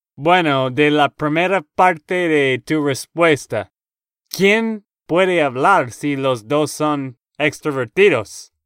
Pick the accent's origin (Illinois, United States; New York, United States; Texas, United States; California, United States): Texas, United States; Spanish is a second language; now in Nashville, United States; de Texas, Estados Unidos